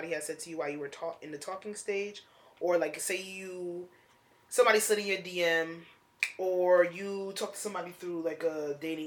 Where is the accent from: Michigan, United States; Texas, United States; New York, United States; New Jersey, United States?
New Jersey, United States; Essex County; I've been born and raised in Essex County